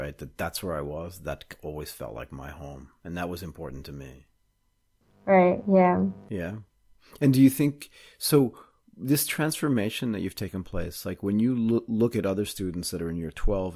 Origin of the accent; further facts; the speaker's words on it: United States; moved away as an adult; I grew up in the United States, but I didn't. I lived my entire adult life in like another country